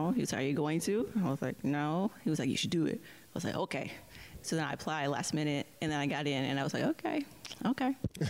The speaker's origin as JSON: {"language": "English", "town": "Baltimore", "region": "Maryland", "country": "United States", "tie": "born or raised there", "also_born_or_lived": "Woodlawn, Maryland", "said": "I am from here. I'm from Baltimore, Maryland. I've been here for as long as I can remember."}